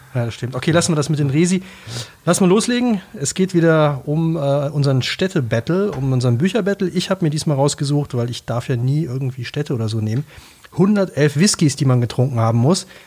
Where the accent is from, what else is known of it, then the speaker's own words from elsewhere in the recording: Cologne, North Rhine-Westphalia, Germany; Ich bin Kölner